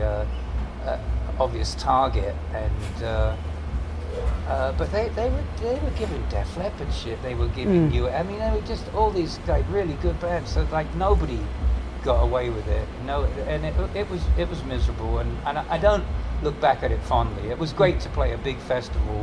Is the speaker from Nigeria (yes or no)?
no; England, United Kingdom; moved away as an adult; now in United States; I still got the accent, of course, but I've been here maybe 10 years more than I ever spent in England